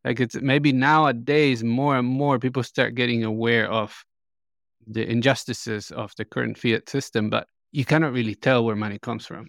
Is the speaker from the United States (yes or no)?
no; Colombia; I'm from Colombia